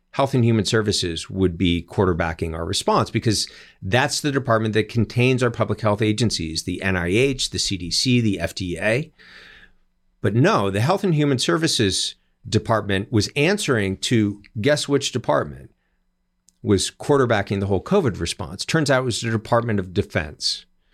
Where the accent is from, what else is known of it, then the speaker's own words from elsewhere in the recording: California, United States; a man named Javier Becerra, former Attorney General of my home state.